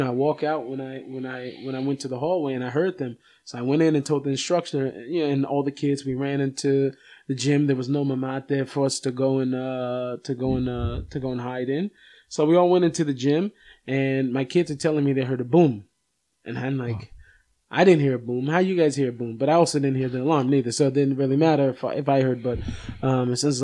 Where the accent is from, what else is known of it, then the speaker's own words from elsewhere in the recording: Seattle, Washington, United States; now in Israel; I grew up in Seattle.